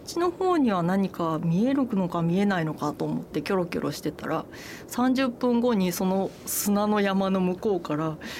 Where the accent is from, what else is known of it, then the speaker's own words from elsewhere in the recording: Osaka, Japan; moved away as an adult; now in Kyoto, Japan; 私も夫も関西人なんですね、京都の出身ではなく夫は滋賀で私は大阪なんですけれども